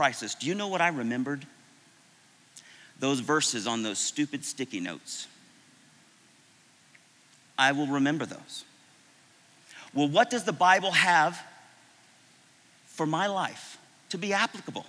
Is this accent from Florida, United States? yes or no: yes; Florida, United States; moved away; I was from Florida